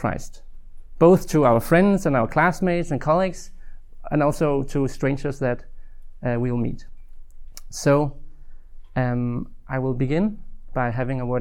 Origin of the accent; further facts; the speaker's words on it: Denmark; I'm from Denmark, currently living in Odense